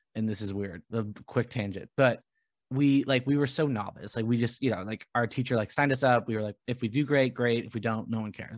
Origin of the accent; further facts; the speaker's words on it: Rancho Santa Margarita, California, United States; I grew up in Rancho Santa Margarita